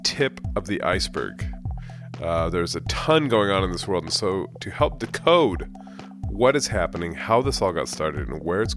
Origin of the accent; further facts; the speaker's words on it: Bay Area, California, United States; moved away as an adult; also born or lived in London; I'm from the Bay Area originally, lived overseas for 15 years, moved back in 2016